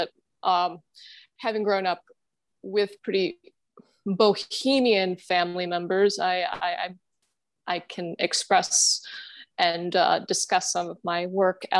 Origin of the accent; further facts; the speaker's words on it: Germany; English is a second language; now in Chicago, United States; I grew up in Germany, actually, and I still have family there